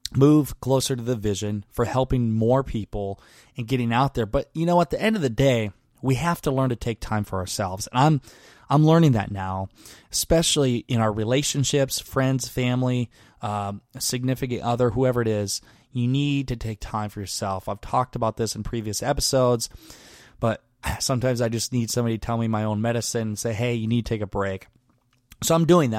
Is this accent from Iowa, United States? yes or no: yes; Garnavillo, Iowa, United States; moved away; my hometown of Garneville, Iowa